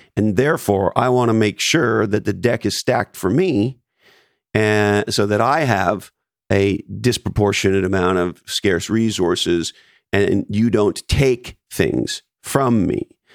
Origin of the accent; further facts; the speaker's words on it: Canada; moved away; I was born in Canada, so I'm an immigrant to this country